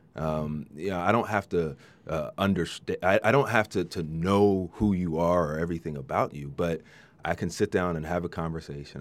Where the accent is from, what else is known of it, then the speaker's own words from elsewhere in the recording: Maryland, United States; now in Central Coast, United States; I grew up in Maryland